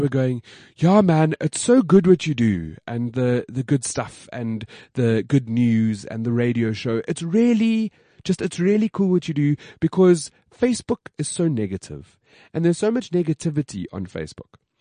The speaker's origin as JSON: {"language": "English", "country": "South Africa", "said": "being South African"}